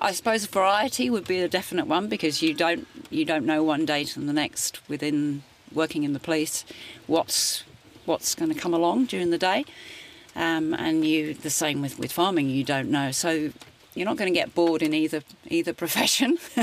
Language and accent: English; St Albans, East of England, United Kingdom; moved away as an adult; now in Gisborne, New Zealand; I was born in St Albans, which is 20 minutes north of London.